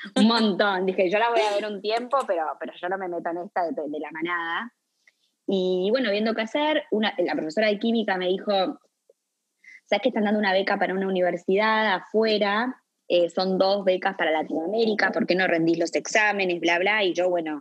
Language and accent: Spanish; Montevideo, Uruguay; also born or lived in Buenos Aires / Philadelphia; uruguaya, eh, de Montevideo